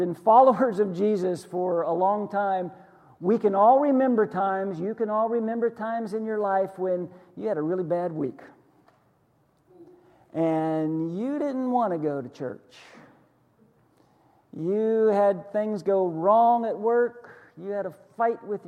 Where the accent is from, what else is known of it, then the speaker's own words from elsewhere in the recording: Western Pennsylvania, United States; moved away; this little church that I grew up in Western Pennsylvania